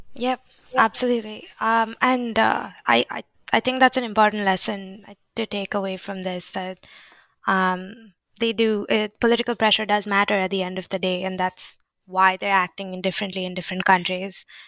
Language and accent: English; India; I'm Indian